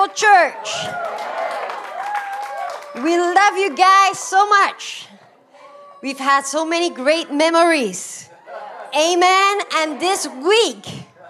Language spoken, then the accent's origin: English; Belgium; English is a second language; moved away; I'm originally from Belgium. You can hear my accent is not American at all.